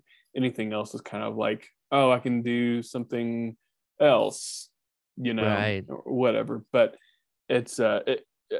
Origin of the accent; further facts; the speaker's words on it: Dallas, Texas, United States; moved away as an adult; also born or lived in Oklahoma City; now in Boston, United States; growing up in Dallas